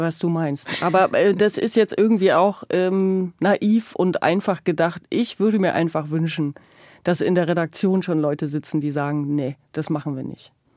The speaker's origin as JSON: {"language": "German", "region": "East Germany", "country": "Germany", "tie": "born or raised there"}